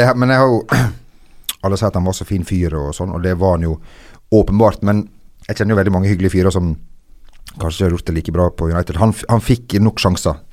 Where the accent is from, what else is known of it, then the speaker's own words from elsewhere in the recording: Lebanon; moved away; jeg er fra Libanon